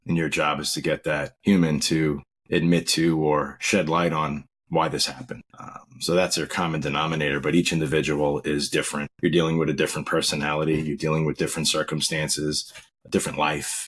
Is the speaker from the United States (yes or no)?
yes; Long Island, New York, United States; also born or lived in Rego Park, Queens, New York / Virginia; Yeah, I grew up in Long Island, New York. Uh, started out as a baby in Rego Park, Queens and my family moved out to Long Island when I was very young.